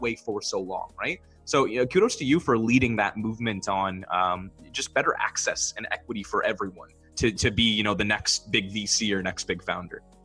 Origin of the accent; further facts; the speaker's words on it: Barrie, Ontario, Canada; I'm from Barrie, Ontario, and it's about an hour from Toronto.